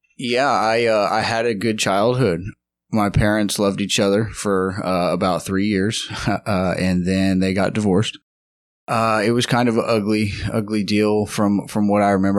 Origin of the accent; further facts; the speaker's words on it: Lubbock, Texas, United States; moved away; also born or lived in Houston, Texas; I am originally from Lubbock, Texas